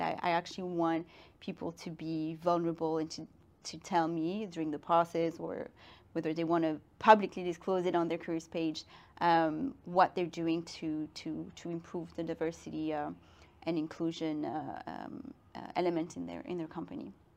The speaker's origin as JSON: {"language": "English", "town": "Brussels", "region": "Brussels-Capital Region", "country": "Belgium", "tie": "born or raised there", "also_born_or_lived": "Madrid / Shanghai / London", "moved": "as an adult", "lives_now": "Paris, France", "said": "I grew up in Brussels. I'm half Belgian, half Guinean."}